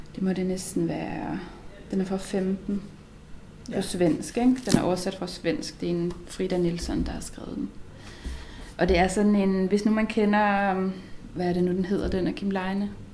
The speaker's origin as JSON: {"language": "Danish", "town": "Herning", "region": "Central Denmark Region", "country": "Denmark", "said": "jeg er fra Herning"}